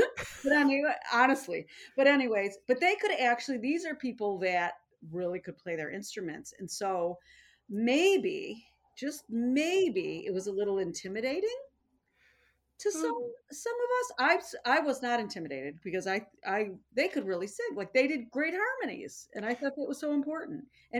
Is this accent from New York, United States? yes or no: yes; Buffalo, New York, United States